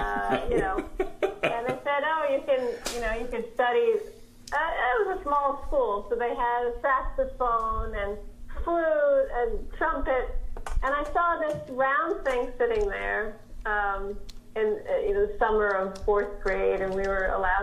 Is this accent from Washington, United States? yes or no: no; New York City, New York, United States; growing up in America, in New York City